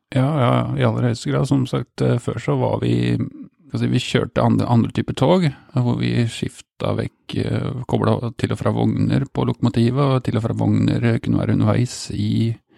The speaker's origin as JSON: {"language": "Norwegian", "town": "Steinberg", "region": "Buskerud", "country": "Norway", "tie": "born or raised there", "also_born_or_lived": "Drammen", "said": "jeg vokste opp på Steinberg, stasjons, et lite stasjonssted mellom Hokksund og Mjøndalen."}